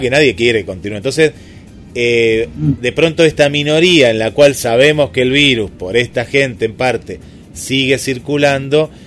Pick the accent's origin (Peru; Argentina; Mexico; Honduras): Argentina; yo siempre soy muy, muy argentino en eso